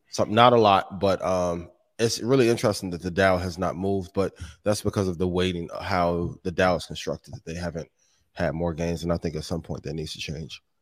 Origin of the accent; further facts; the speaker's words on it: Indiana, United States; That's my hometown, right? A, a home state